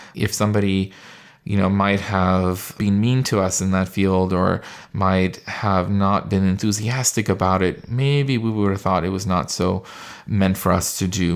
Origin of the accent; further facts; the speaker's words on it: California, United States; I was born and raised in California